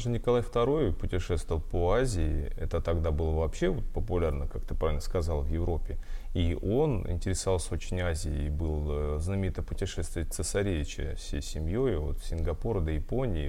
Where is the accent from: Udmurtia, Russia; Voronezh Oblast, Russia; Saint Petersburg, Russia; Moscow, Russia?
Voronezh Oblast, Russia; Voronezh; я из Воронежа